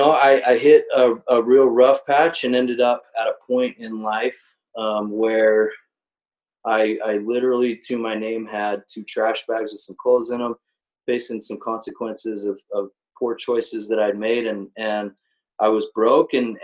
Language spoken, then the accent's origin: English; Utah Valley, United States; I grew up in Utah, like many of us, from Utah Valley originally